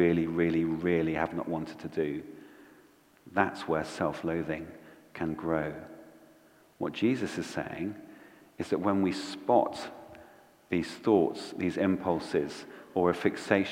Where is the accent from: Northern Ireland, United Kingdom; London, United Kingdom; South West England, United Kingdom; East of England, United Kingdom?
South West England, United Kingdom; Bristol; when I was growing up in Bristol